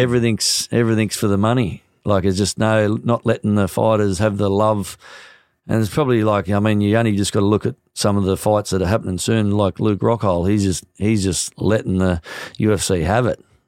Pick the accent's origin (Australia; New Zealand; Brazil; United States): New Zealand; as a New Zealander